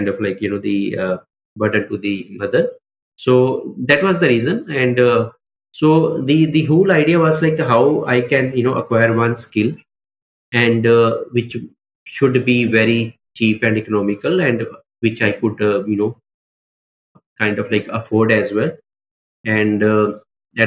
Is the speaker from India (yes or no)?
yes; Mohali, Punjab, India; also born or lived in Amritsar; I was born in Amritsar, but raised in Mohali only, right? So I'm a very localite person